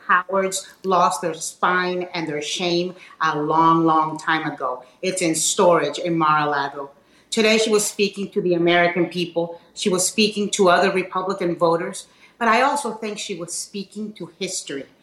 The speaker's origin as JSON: {"language": "English", "country": "Nicaragua", "tie": "born or raised there", "moved": "yes", "lives_now": "Miami, United States", "said": "I grew up in Nicaragua and I fled communism and populism. And I live in Miami"}